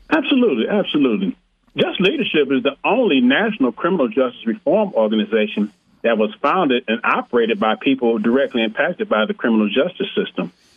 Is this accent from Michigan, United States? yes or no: yes; Flint, Michigan, United States; now in Arizona, United States; I was born in Flint, Michigan